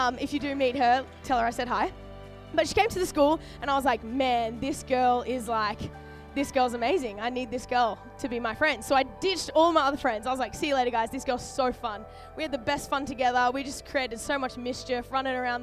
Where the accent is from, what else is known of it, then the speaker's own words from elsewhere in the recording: Sunshine Coast, Queensland, Australia; moved away as an adult; now in Sydney, Australia; I was born in Sydney, grew up on the Sunny Coast in Queensland